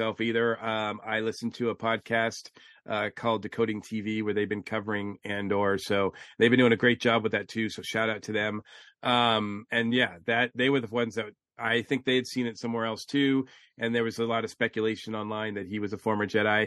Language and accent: English; Massachusetts, United States; I'm from Massachusetts